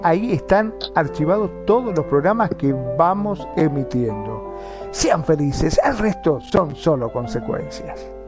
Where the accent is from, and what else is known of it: Argentina